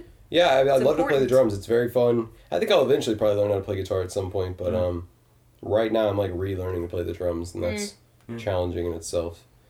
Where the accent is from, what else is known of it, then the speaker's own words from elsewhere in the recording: Detroit, Michigan, United States; I always say I'm from Detroit. I can't even know the freaking area code.